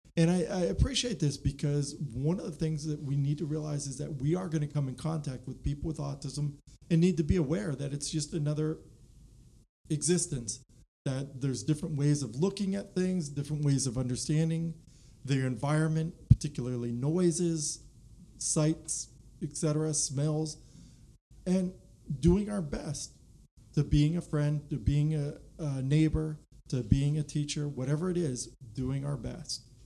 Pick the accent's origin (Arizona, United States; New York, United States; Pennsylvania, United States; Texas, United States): Pennsylvania, United States; moved away as an adult; also born or lived in Alaska; now in Virginia, United States; I'm from Pennsylvania, Penn State